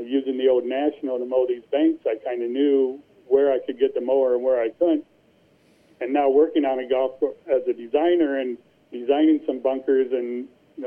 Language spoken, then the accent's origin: English; Cedar Rapids, Iowa, United States; also born or lived in Marion, Iowa; my hometown in Cedar Rapids